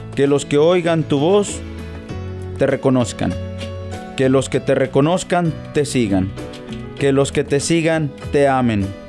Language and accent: Spanish; Mexico; moved away; Nosotros los mexicanos, ya que soy mexicano